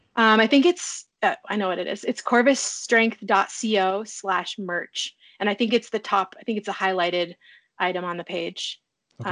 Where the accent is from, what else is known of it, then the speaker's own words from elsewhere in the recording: a town 400 miles west of Anchorage, rural Alaska, United States; I'm from a town 400 miles west of Anchorage. The town is a hub of um, 56 villages. So the, my hometown has like six or seven thousand people